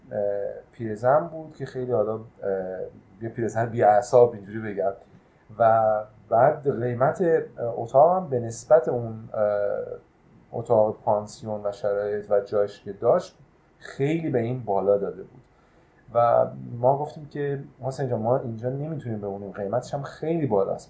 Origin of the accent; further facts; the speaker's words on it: Iran; ما ایرانی هستیم